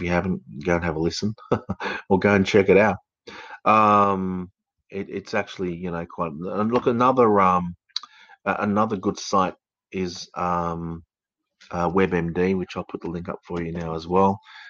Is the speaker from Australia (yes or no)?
yes; Australia; accent: educated English Australian; also born or lived in United Kingdom; I speak with an educated English Australian accent. I was born in the United Kingdom. I came out to Australia when I was probably about 9 or 10, and I've worked through the system, and my accent changed from an English accent to an Australian accent.